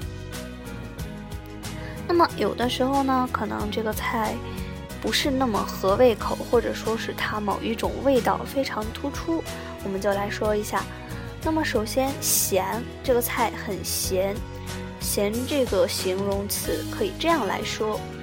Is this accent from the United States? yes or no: no; China; 餐具，我们中国人用的就是最常用的餐具，当然就是筷子了。